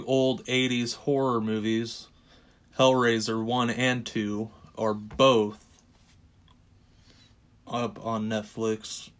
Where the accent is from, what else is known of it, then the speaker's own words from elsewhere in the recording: Kansas, United States; Coming from growing up in Kansas